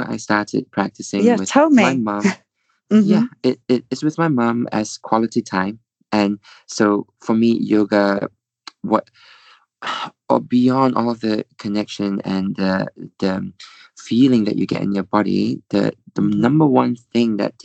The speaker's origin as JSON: {"language": "English", "country": "Malaysia", "moved": "yes", "said": "I'm from Malaysia, and you know they're all back home"}